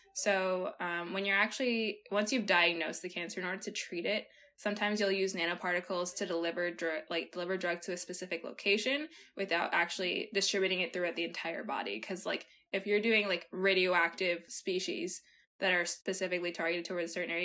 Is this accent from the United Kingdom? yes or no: no; Peru; moved away; I was born in Peru